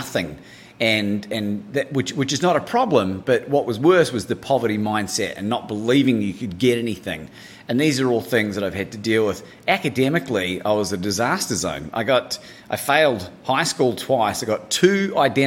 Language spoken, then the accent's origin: English; New Zealand; moved away as an adult; also born or lived in Christchurch, New Zealand / Bangkok, Thailand / Melbourne, Australia / United Kingdom; Growing up in New Zealand